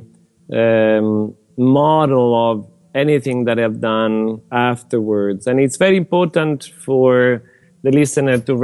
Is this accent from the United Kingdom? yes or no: no; Rome, Lazio, Italy; accent: Italian; English is a second language; now in United States; I was born in Rome and definitely very Italian, as my accent reveals.